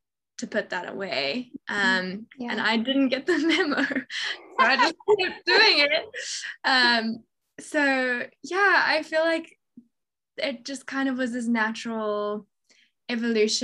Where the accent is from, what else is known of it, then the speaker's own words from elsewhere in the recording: Johannesburg, Gauteng, South Africa; also born or lived in England; I was born in England, but we moved to South Africa when I was two. So I grew up in Johannesburg.